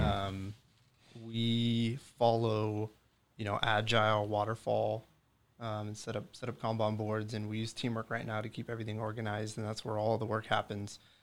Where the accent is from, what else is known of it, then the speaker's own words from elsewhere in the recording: Pleasanton, California, United States; also born or lived in Redding, California / Chico, California; I grew up in Pleasanton, California